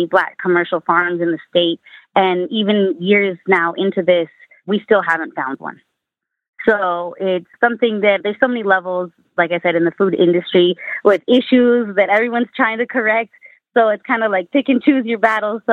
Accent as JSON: {"language": "English", "region": "Northern California", "country": "United States", "tie": "born or raised there", "said": "I grew up in Northern California"}